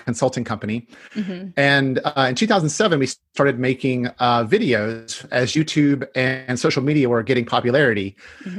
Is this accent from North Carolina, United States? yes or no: yes; North Carolina, United States; now in Washington, United States; I grew up in North Carolina